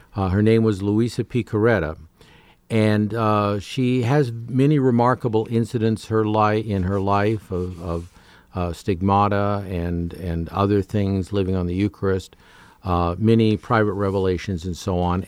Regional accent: Canada; moved away; as a Canadian growing up

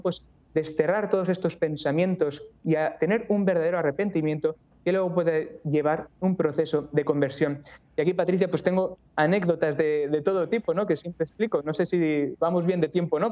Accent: Barcelona, Catalonia, Spain; moved away as an adult; also born or lived in Toledo; yo soy de Barcelona, me mudé luego a Toledo para ingresar en el seminario de Toledo

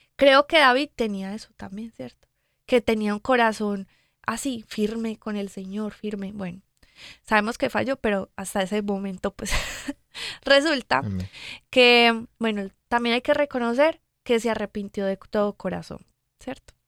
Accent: Medellín, Antioquia, Colombia; yo soy de Medellín, Colombia.

